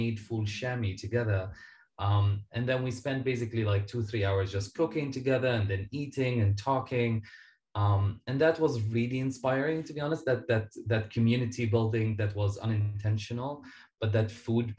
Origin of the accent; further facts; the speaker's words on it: Syria; now in Canada; I am a Syrian Canadian author and public speaker